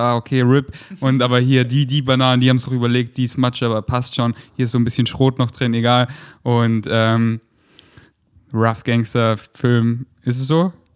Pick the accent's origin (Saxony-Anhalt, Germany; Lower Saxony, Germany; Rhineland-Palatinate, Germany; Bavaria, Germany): Bavaria, Germany; Munich; now in Berlin, Germany